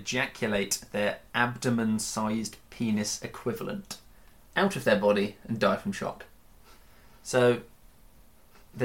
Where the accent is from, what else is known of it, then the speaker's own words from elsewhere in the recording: United Kingdom; me being British